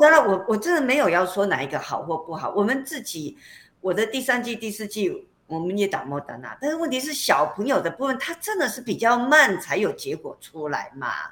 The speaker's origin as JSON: {"language": "Chinese", "country": "Taiwan", "said": "我们台湾人"}